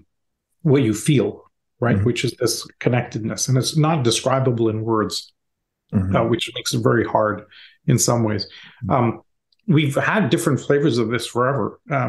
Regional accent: India; I grew up in India.

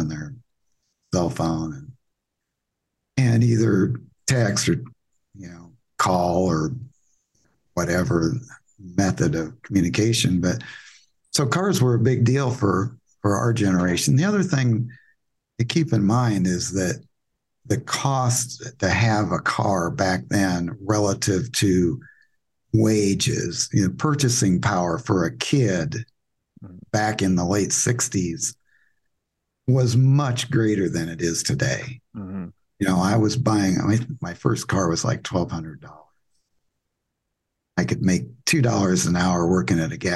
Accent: Des Moines, Iowa, United States; I'm from Des Moines, Iowa. I grew up in a middle-class neighborhood in the south side of Des Moines, Iowa

